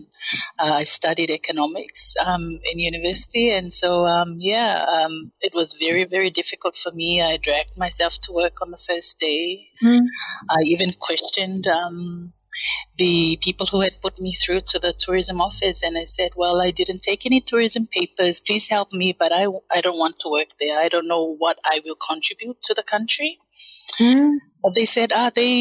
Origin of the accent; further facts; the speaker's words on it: Samoa; I'm actually from the independent state of Samoa. We used to be called Western Samoa